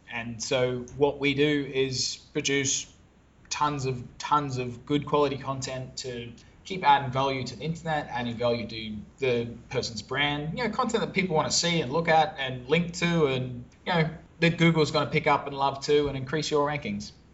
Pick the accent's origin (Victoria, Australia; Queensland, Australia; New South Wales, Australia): Queensland, Australia; Brisbane; now in Phnom Penh, Cambodia; I am Australian. I'm originally from Brisbane, Australia, but I'm in one of our offices in Phnom Penh, Cambodia